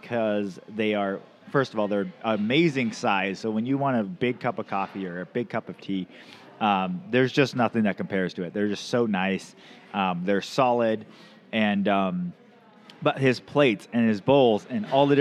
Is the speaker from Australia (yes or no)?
no; Camano Island, Washington, United States; now in Mount Vernon, United States; I grew up on Camano Island, but now my wife and I live in Skagit County